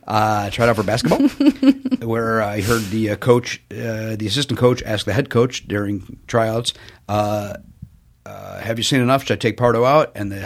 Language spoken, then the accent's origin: English; Chicago, Illinois, United States; That's what I grew up in the South Side of Chicago.